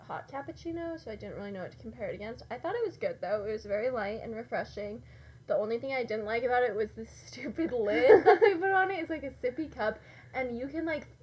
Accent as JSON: {"language": "English", "town": "Salt Lake City", "region": "Utah", "country": "United States", "tie": "born or raised there", "moved": "as an adult", "lives_now": "Ohio, United States", "said": "I'm from Salt Lake City, Utah. Born and raised, and then I came to Ohio."}